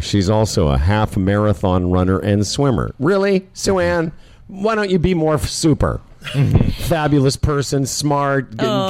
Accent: Moose Jaw, Saskatchewan, Canada; I'm a Jew from Moose Jaw.

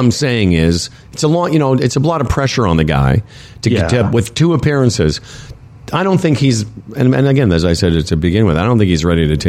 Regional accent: Canada; we're from Canada.

